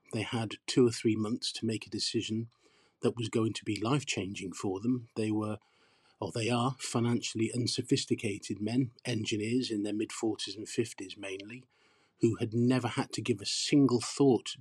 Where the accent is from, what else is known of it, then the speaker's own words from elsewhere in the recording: Port Talbot, Wales, United Kingdom; I grew up in Port Talbot. I'm English, but I grew up in this steel town, and it's the place that I call home